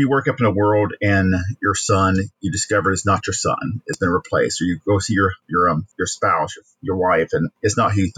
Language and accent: English; Warner Robins, Georgia, United States; moved away as an adult; also born or lived in Valdosta, Georgia / Michigan; I was born in Valdosta, Georgia, but I grew up in Winter Robins, Georgia. So I'm a Georgia boy